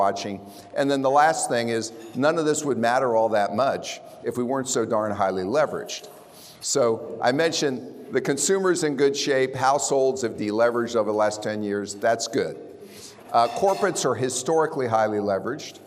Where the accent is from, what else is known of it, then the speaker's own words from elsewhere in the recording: Prairie Village, Kansas, United States; moved away as an adult; now in Dallas, United States; I'm from Kansas.